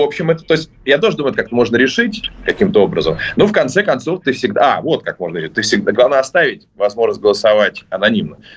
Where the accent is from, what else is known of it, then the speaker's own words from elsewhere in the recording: Saint Petersburg, Russia; now in Moscow, Russia; Я из Петербурга, и мы, конечно, с, и даже несмотря на то, что живу в Москве, мы все равно с завистью всегда смотрим на вот хотя бы на развитие метро в Москве.